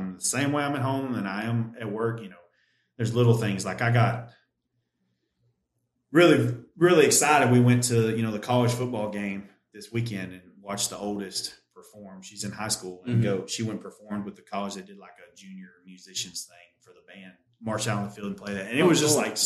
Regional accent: United States; as American men

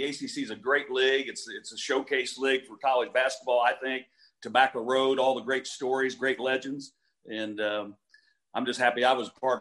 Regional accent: Indiana, United States; moved away as an adult; also born or lived in Raleigh, North Carolina; growing up in Indiana was a great experience for me

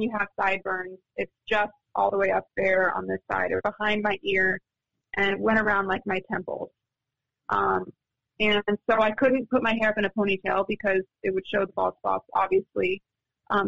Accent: San Diego, California, United States; moved away; I'm from San Diego

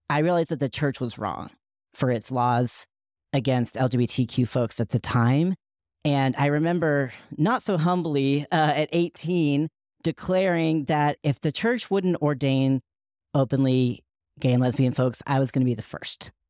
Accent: Asheville, North Carolina, United States; many of the folks who surrounded me in my hometown of uh, Asheville, North Carolina, believed in a straight white Jesus

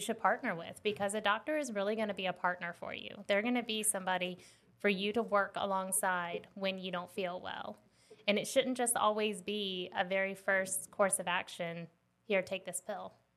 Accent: West Palm Beach, Florida, United States; now in South Carolina, United States; I grew up in West Palm Beach, Florida.

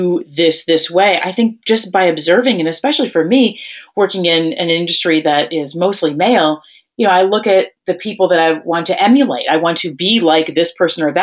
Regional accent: Wisconsin, United States; I'm from Wisconsin.

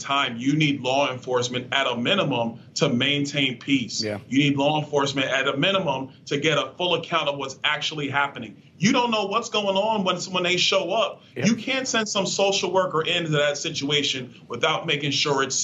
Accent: New York City, New York, United States; moved away; I grew up in Brooklyn, New York

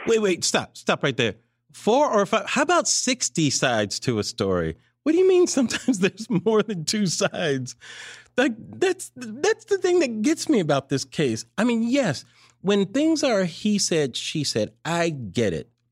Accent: California, United States; grew up in California

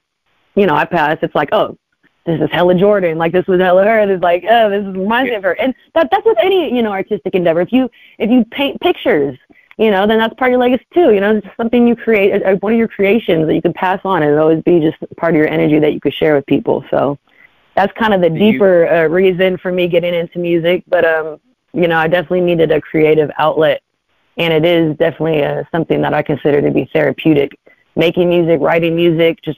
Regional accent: Vallejo, California, United States; I grew up in Vallejo.

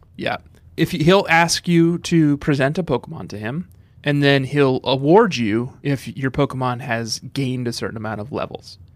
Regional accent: Minnesota, United States; was growing up in Minnesota

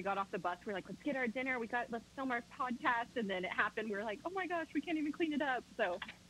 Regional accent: Fort Worth, Texas, United States; I am from Fort Worth, Texas

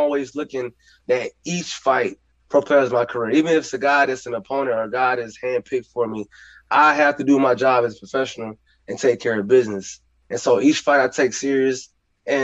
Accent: Texas, United States; moved away as an adult; now in Arkansas, United States; I'm from Texas

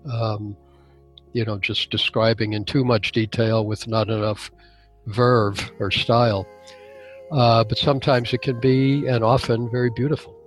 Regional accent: Chicago, Illinois, United States; moved away as an adult; also born or lived in Wisconsin / Washington, D.C. / Limerick; I grew up in Chicago, taught in Wisconsin

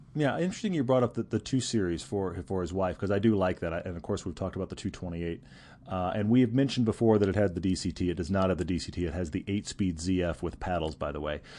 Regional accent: Houston, Texas, United States; moved away; I grew up in Houston.

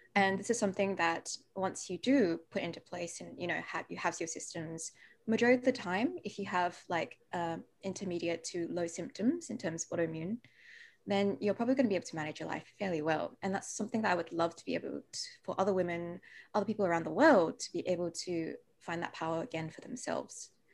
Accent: Perth, Western Australia, Australia; accent: Aussie; also born or lived in Malaysia; I was born in Malaysia, but I came to Australia when I was two years old

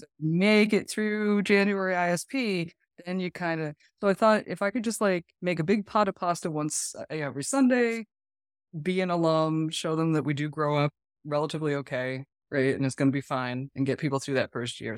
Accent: New England, United States; moved away; I'm from New England

